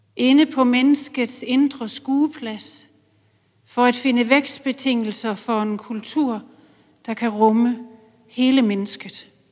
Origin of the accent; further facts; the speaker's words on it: Silkeborg, Central Denmark Region, Denmark; Silkeborg, hvor jeg voksede op.